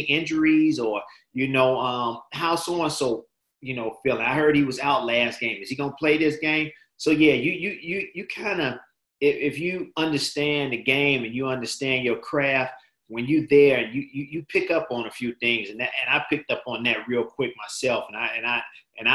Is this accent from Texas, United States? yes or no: no; Chicago, Illinois, United States; now in Michigan, United States; this is not my hometown. I'm from Chicago